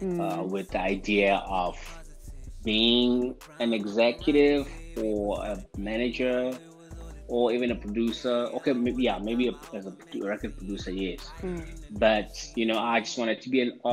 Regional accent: Mpumalanga, South Africa; moved away as an adult; also born or lived in Soweto, South Africa; now in Johannesburg, South Africa; my hometown where I hail from, where I was, you know, where I grew up

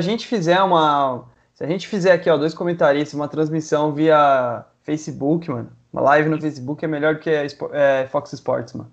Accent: Guararema, São Paulo, Brazil; eu sou de Guararema

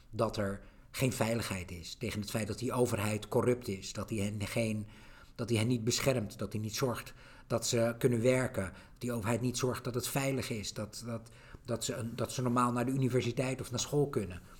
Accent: Netherlands; ik kom uit Nederland.

